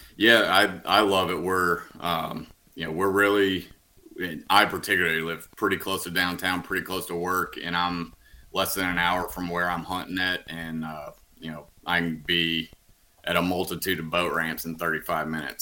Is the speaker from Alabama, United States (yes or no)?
yes; Huntsville, Alabama, United States; now in Birmingham, United States; I'm from from Huntsville, right around there